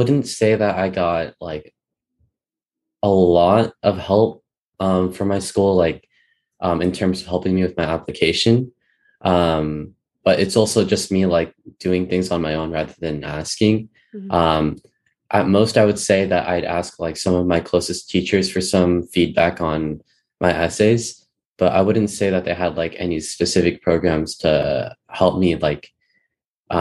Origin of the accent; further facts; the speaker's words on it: Bay Area, California, United States; I'm from the Bay Area in California